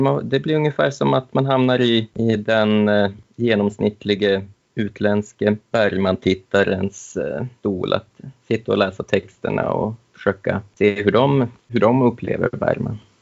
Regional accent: Umeå, Västerbotten County, Sweden; Jag är livslång Umebo, bor här med hustru och dotter

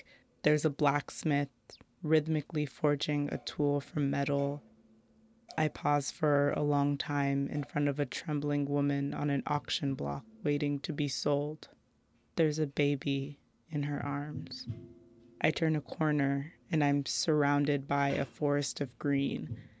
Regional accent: United States; My family is from Nigeria, so none of my ancestry is connected to the history of lynching in America. But I grew up Black in America

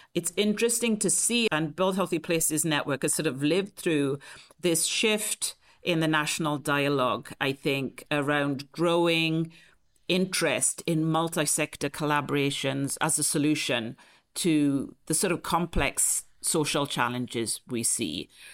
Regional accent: T-Cross, South Wales, United Kingdom; moved away as an adult; also born or lived in London; now in San Francisco, United States; I grew up actually in a, a small rural mining village in Wales, South Wales, called T-Cross.

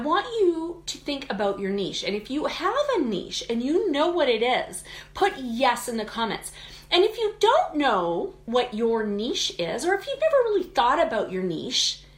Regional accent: Canada; I'm Canadian, so we say niche.

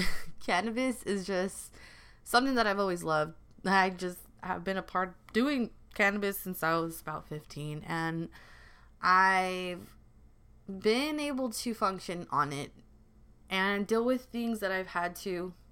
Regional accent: Los Angeles, California, United States; also born or lived in Culver City / South Bay; I've always grown up in L A. This is my city

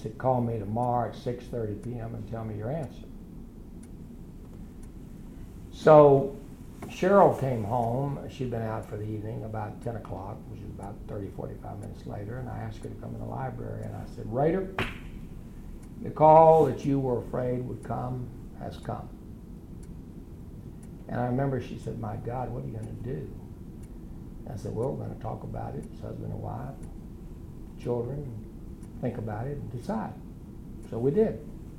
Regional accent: Enid, Oklahoma, United States; I'm a lawyer from Enid, Oklahoma.

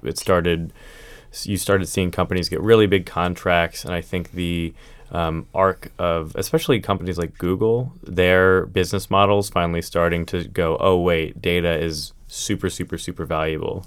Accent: Pennsylvania, United States; moved away as an adult; now in Arlington, United States; I grew up in Pennsylvania

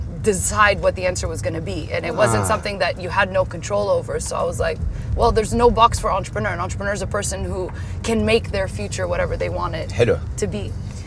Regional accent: Paris, Île-de-France, France; moved away; I'm Emirati but Lebanese American. Emirati, Lebanese American. Wow. And born and raised in Paris.

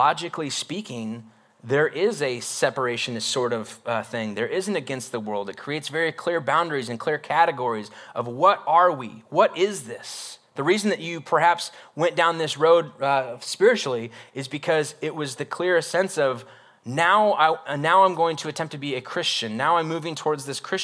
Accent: North Idaho, United States; moved away; I grew up in North Idaho for like my elementary years

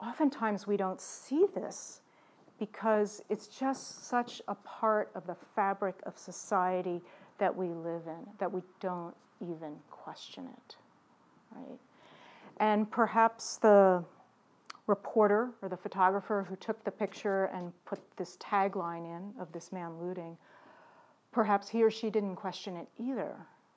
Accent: Baltimore, Maryland, United States; my own history growing up in Baltimore City

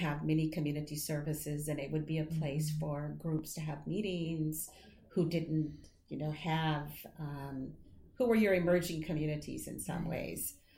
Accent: Texas, United States; moved away; I grew up extremely poor in Texas

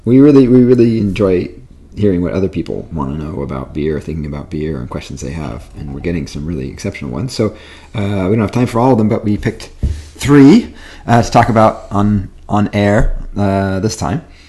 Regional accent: Wisconsin, United States; also born or lived in California; I moved from California to Wisconsin as a kid

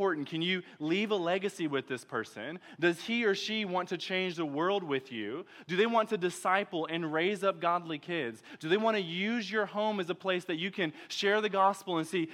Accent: Detroit, Michigan, United States; now in Texas, United States; I'm from Detroit.

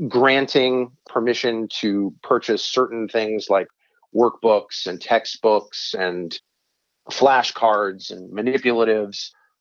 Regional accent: New Hampshire, United States; now in Arizona, United States; my home state of New Hampshire, but my adopted home state of Arizona

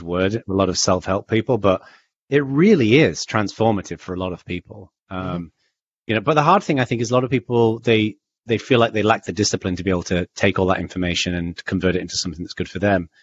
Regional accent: the north of England, United Kingdom; I was raised in Northern England

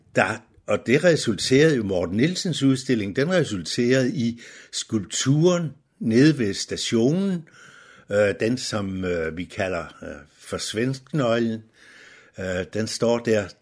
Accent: Nykøbing Falster, Zealand, Denmark; moved away as an adult; now in Humlebæk, Denmark; Jeg er ikke født i Humlebæk. Jeg er fra Nykøbing Falster

